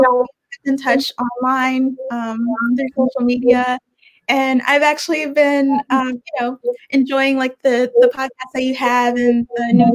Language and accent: English; Richmond, Virginia, United States; also born or lived in Brooklyn, New York / Savannah, Georgia; now in New York, United States; I'm from Richmond, Virginia